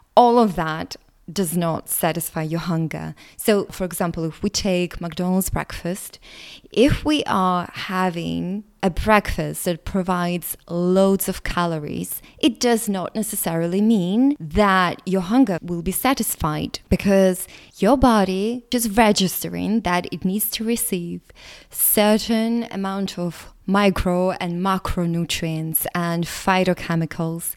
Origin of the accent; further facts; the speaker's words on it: Latvia; English is a second language; English is not my first language. My ethnicity is Russian, but I was born in Latvia